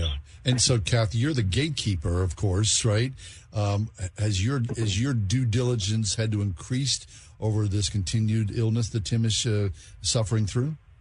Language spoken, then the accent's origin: English; Swissvale, Pennsylvania, United States; grew up in Swissvale